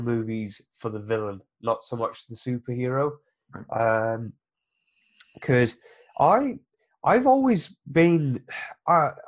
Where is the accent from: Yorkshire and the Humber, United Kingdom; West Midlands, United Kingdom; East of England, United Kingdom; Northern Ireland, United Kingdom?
East of England, United Kingdom; Biggleswade; my hometown is called Biggleswade